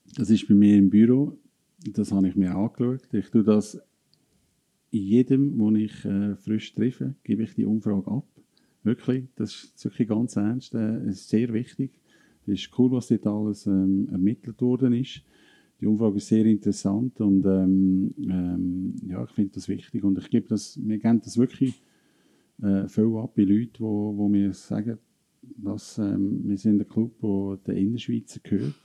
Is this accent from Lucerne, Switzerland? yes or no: yes; Lucerne Hinterland, Switzerland; als Luzerner Hinterländer